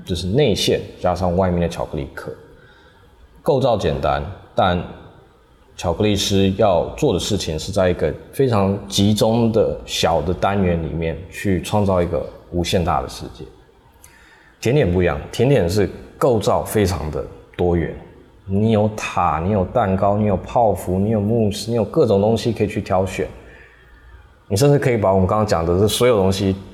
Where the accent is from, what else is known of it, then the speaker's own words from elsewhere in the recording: Taiwan; also born or lived in France; 我有身为一个台湾人，然后使用台湾食材